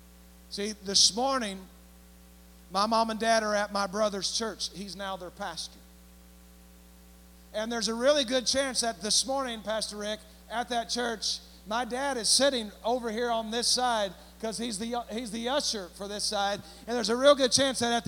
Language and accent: English; Springfield, Missouri, United States; I grew up in Springfield, Missouri.